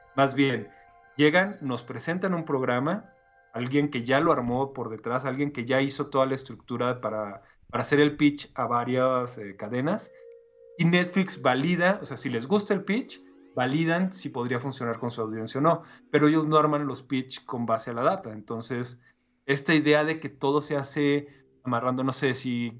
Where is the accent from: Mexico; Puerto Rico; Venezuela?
Mexico; yo soy mexicano